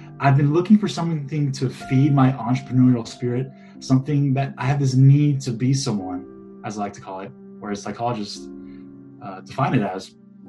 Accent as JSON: {"language": "English", "town": "Houston", "region": "Texas", "country": "United States", "tie": "born or raised there", "also_born_or_lived": "Middle East", "moved": "as an adult", "lives_now": "Seattle, United States", "said": "I am a alumni of the University of Houston. I was born and raised in Houston, Texas, lived in the Middle East for a few years, moved back to Houston, finished up school there, and now I live in Seattle, Washington"}